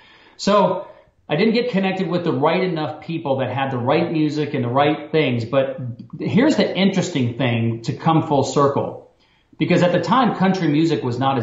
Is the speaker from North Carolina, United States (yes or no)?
no; Alaska, United States; And growing up there, you kind of take it for granted.